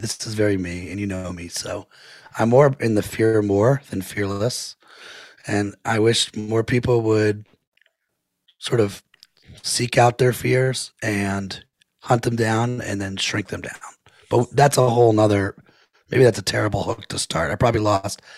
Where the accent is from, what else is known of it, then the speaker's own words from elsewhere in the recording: Potomac, Maryland, United States; I grew up in Potomac, Maryland, right outside of Washington, D.C.